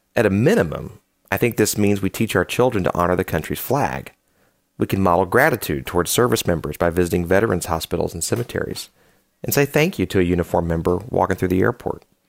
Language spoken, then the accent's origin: English; United States; Speaking as an American